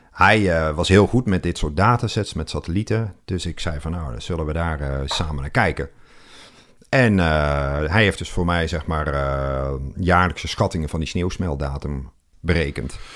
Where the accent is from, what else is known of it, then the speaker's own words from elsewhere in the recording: Moergestel, North Brabant, Netherlands; ik kom uit Brabant. Oh. Eh, Midden-Brabant.